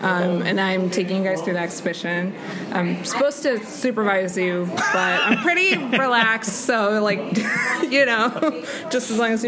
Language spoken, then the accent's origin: English; France; But I grew up in France